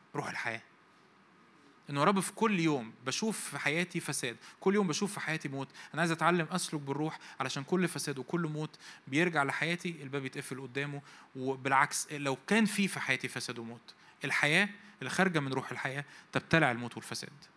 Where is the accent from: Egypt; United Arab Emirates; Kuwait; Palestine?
Egypt; also born or lived in Cairo; احنا مصريين ف وعايشين في القاهره